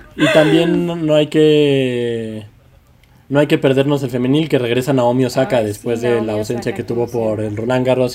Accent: Mexico

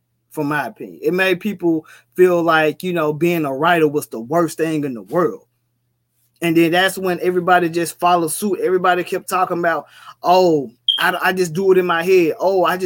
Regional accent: Memphis, Tennessee, United States; I'm from Memphis

